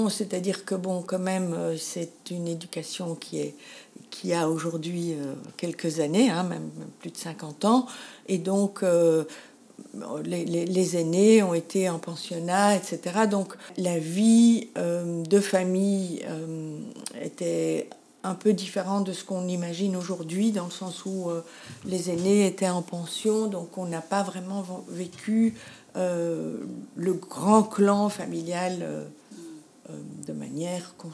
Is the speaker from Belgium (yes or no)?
yes; Antwerp, Flanders, Belgium; Je suis née à Anvers et j'ai grandi à Anvers.